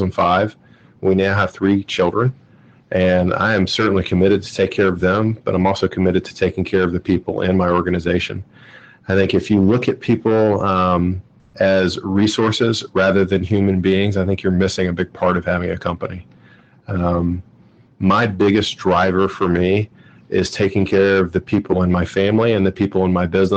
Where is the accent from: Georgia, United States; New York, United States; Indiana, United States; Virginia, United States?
Georgia, United States; now in Cincinnati, United States; I'm from Georgia